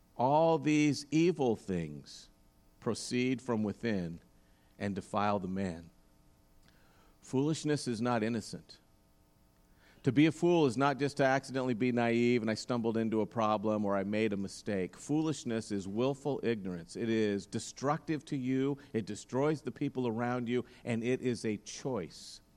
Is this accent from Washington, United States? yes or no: no; Roseburg, Oregon, United States; growing up in Roseburg